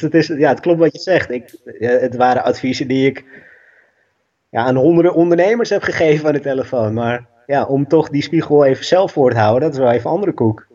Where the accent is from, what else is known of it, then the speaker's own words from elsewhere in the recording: Amstelveen, North Holland, Netherlands; ik ben enig kind, opgegroeid in Amstelveen